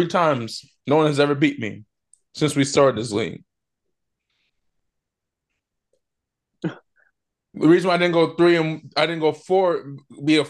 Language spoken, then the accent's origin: English; New Jersey, United States; growing up in South Jersey